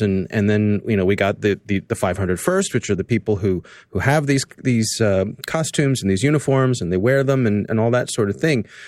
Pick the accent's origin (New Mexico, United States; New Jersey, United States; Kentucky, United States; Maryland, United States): Maryland, United States; Columbia; born or raised there